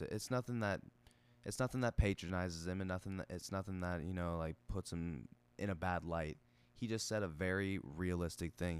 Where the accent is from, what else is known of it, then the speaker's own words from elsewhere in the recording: United States; we're Americans